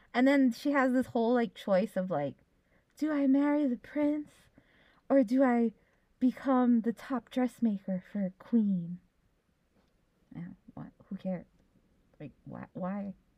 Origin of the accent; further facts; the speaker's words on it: Hawaii, United States; we have been brought up to think we are American, and that we live in Polynesia and right. we are Hawaiian